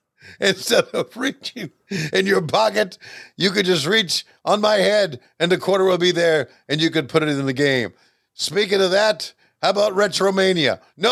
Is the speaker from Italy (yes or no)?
no; Canada; but I'm not from Minnesota. I'm from Canada.